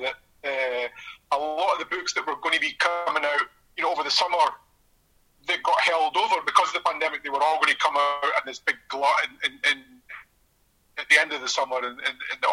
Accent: Edinburgh, Scotland, United Kingdom; moved away as an adult; also born or lived in Mexico / Haiti; now in Brazil; I'm from just along the coast from Leith.

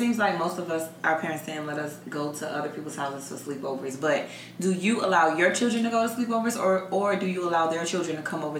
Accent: Opa-locka, Florida, United States; I grew up in Opa-locka

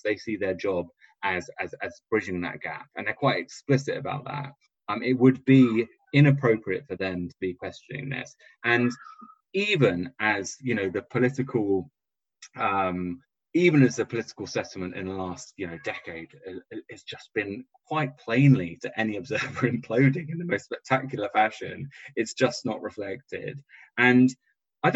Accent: southern England, United Kingdom; two English southern men

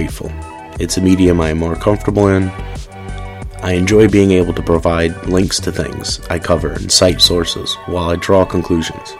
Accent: New Orleans, Louisiana, United States; moved away as an adult; also born or lived in rural Georgia; now in Georgia, United States; I'm from New Orleans and was born and raised there. I lived there every day until Hurricane Katrina

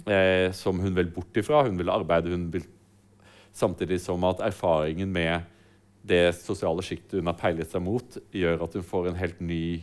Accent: Sørlandet, Norway; Jeg vokste opp på Sørlandet

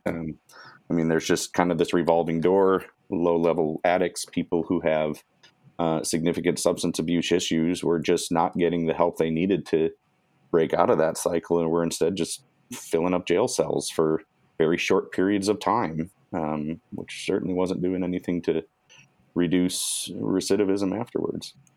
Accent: Michigan, United States; moved away as an adult; also born or lived in Chicago; now in Portland, United States; I grew up in Michigan

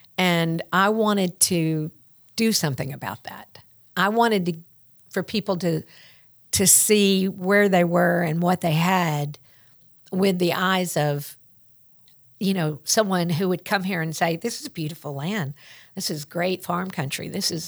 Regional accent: the South, United States; accent: Southern; And so we had my Southern accent and birds chirping and their British accents

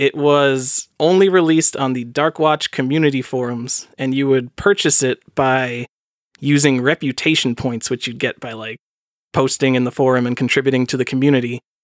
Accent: New York, United States; now in North Carolina, United States; I'm from New York, but I live in North Carolina

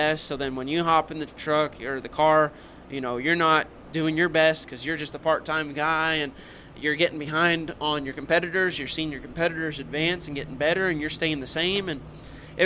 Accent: Louisville, Kentucky, United States; moved away; also born or lived in North Carolina; We come from Louisville, Kentucky

